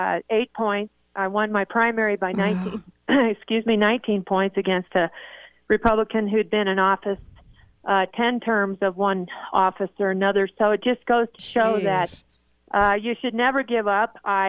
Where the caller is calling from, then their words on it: Flagstaff, Arizona, United States; I'm calling you from Flagstaff, my home